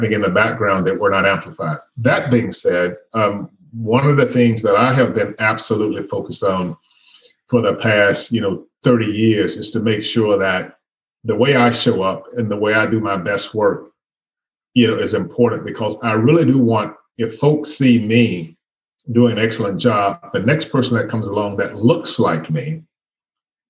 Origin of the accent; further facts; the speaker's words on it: Birmingham, Alabama, United States; I was born in Birmingham, Alabama. And at the end of the day, I'm an American. I've never lived anyplace else. I was born and raised here